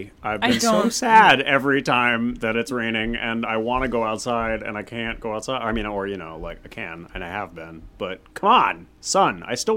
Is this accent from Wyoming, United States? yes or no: no; Massachusetts, United States; my hometown in Massachusetts.